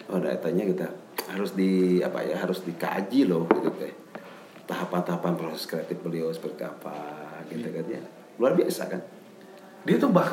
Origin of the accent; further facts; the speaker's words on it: West Java, Indonesia; Jadi kalau kita autokritik ya, kurang batasi, kurang sebagai orang Sunda ya.